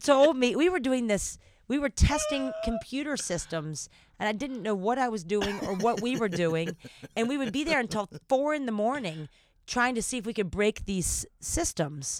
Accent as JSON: {"language": "English", "region": "the South", "country": "United States", "accent": "Southern", "said": "I don't know what my Southern accent is today"}